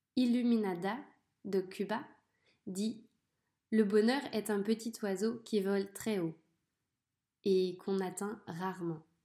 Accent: France; je suis née en France, dans un petit village. J'ai grandi avec mon frère et ma sœur.

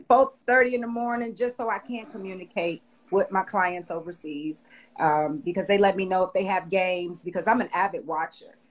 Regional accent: Chicago, Illinois, United States; I'm from Chicago

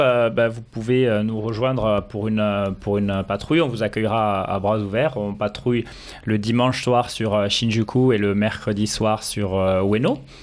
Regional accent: France; now in Tokyo, Japan; je suis français

